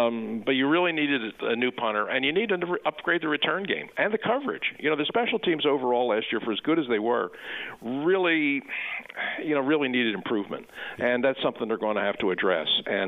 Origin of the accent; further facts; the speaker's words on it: Philadelphia, Pennsylvania, United States; I'm not just saying that as a Philadelphian.